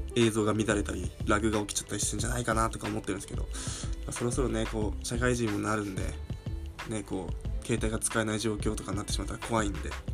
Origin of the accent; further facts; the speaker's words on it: Fukushima, Japan; moved away; 僕の地元が福島なんですけど